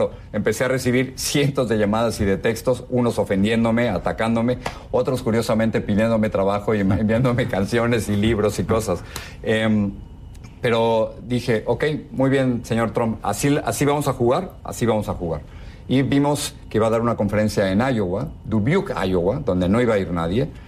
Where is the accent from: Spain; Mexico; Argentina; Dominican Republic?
Mexico; moved away as an adult; now in United States; llevo 35 años en este país. Jamás me imaginé que en el país donde nacieron mis hijos, el país que me, abrió las puertas, Andrés, cuando yo vine de, México por, por censura, que no quería ser un periodista censurado